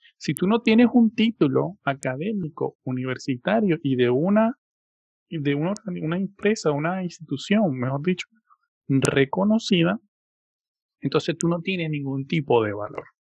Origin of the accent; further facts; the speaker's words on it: Venezuela; mi país, en Venezuela